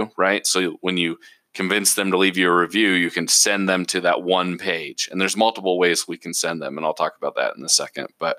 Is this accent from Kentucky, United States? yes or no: no; Portland, Oregon, United States; moved away; I'm originally from Portland, Oregon.